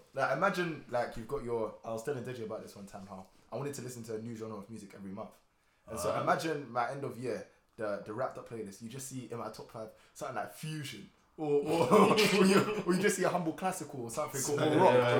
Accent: London, United Kingdom; I'm from East London.

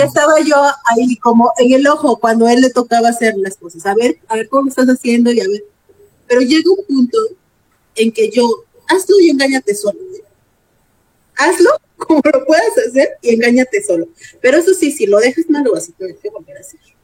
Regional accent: Guerrero, Mexico; Yo como soy del estado de Guerrero, allá se acostumbra el arroz así

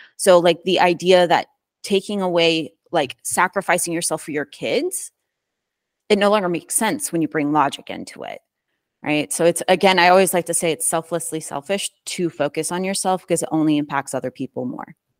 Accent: Midwest, United States; born and raised in the Midwest.

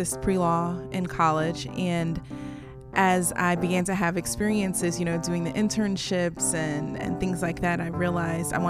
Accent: West Palm Beach, Florida, United States; moved away as an adult; also born or lived in Virginia; I am from West Palm Beach, Florida, so I'm a long way from home

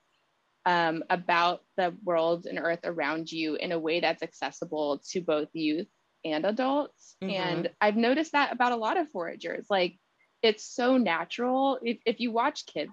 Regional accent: San Antonio, Texas, United States; That's my hometown as well

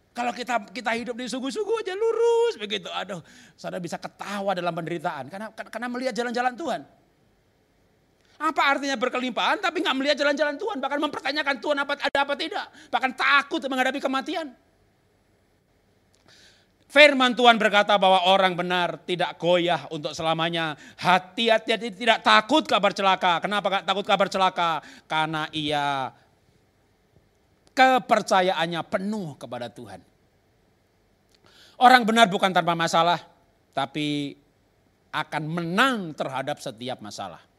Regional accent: Java, Indonesia; Dulu saya bukan orang Kristen, orang Jawa.

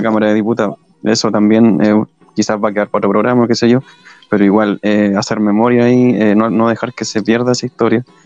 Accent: Chile; Como chileno

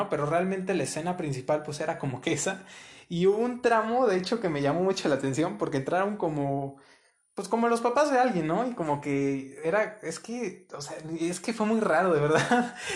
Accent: Puebla, Mexico; now in San Luis, Mexico; aquí en San Luis llevo año y medio, dos años aproximadamente, vengo de Puebla, de un estado que queda en carro como unas seis, siete horas de aquí.

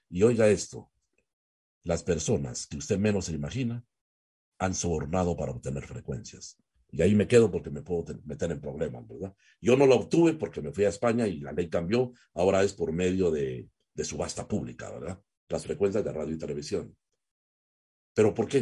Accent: Guatemala

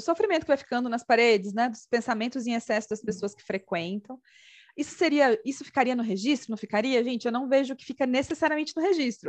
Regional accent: Brazil; como brasileiros

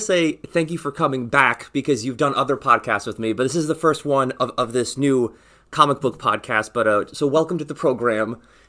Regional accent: New York, United States; Ian and I grew up together. We're like childhood friends.

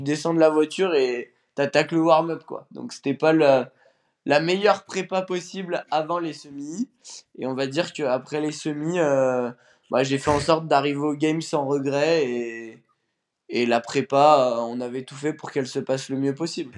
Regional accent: Bourgoin-Jallieu, Auvergne-Rhône-Alpes, France; Je viens de Bourgoin-Jailleux, à côté de Lyon

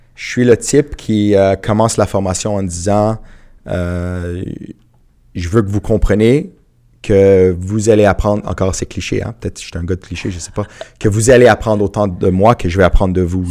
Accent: Montreal, Quebec, Canada; j'ai grandi à rivière des prairies

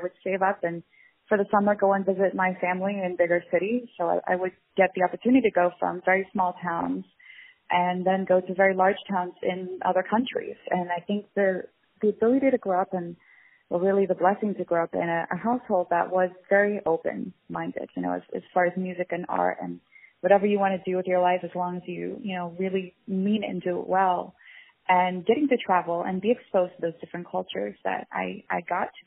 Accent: Florida, United States; also born or lived in Dallas, Texas; I grew up in Florida, close to the Everglades in a small town. I was born in Dallas

